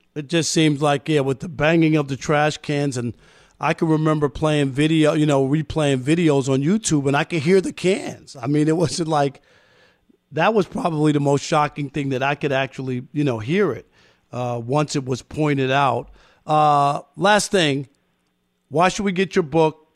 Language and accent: English; New York City, New York, United States; I wanted to f- play first base for the Mets growing up in Queens